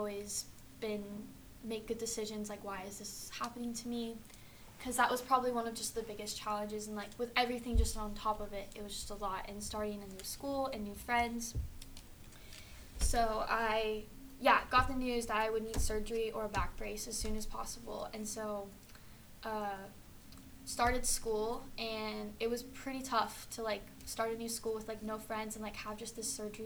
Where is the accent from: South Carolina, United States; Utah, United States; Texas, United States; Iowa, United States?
Texas, United States; Austin; also born or lived in Colorado Springs, Colorado; I'm from Austin originally, lived in Colorado Springs for a few years, and moved back here